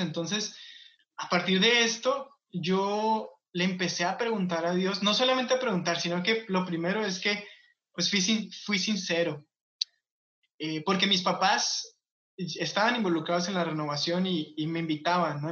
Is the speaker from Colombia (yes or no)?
yes; Colombia; moved away; el barrio o la colonia que yo me crié en Colombia